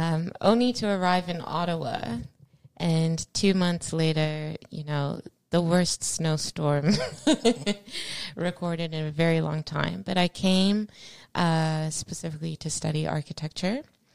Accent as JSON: {"language": "English", "country": "Australia", "tie": "born or raised there", "also_born_or_lived": "Zimbabwe", "said": "I was born in Zimbabwe. At an early age, my family, my dear parents, Margaret and Fortune, moved to Australia."}